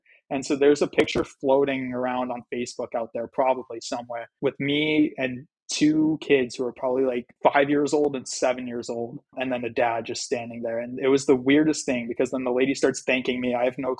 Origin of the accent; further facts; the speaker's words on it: New Hampshire, United States; Like, you're from Georgia and we're from New Hampshire.